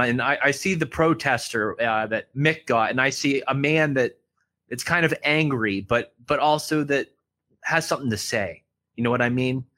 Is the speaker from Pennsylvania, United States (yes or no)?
yes; Pittsburgh, Pennsylvania, United States; I grew up in Pittsburgh